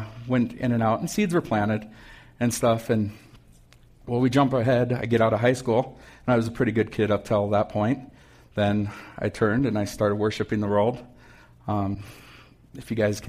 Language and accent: English; Missoula, Montana, United States; also born or lived in Frenchtown, Montana; when I was 7 years old, we moved. And we moved from Frenchtown into Missoula.